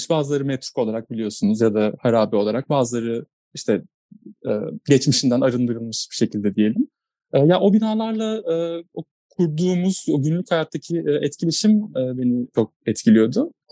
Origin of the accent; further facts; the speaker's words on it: Izmir, Turkey; also born or lived in Istanbul; Ya İzmirliyim. İzmir'i yangın bölgesinde e, doğdum, büyüdüm. Hatta hala e, da orada yaşıyorum İstanbul'da değilken.